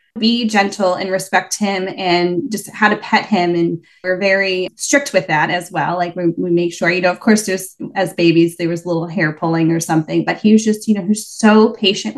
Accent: New York, United States; moved away as an adult; also born or lived in Houston, Texas; now in Boston, United States; We are originally from New York.

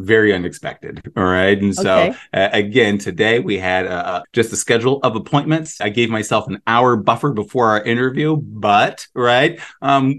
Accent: New Mexico, United States; also born or lived in Illinois; now in Carol Stream, United States; I grew up in New Mexico

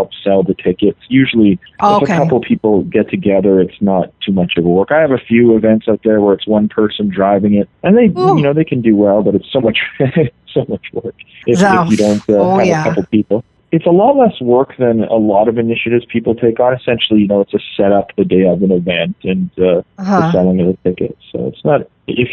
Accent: Canada; moved away; I'm from Canada originally

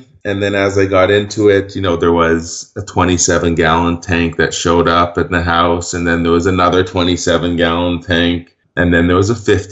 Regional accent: Vancouver, British Columbia, Canada; I grew up in Vancouver, British Columbia

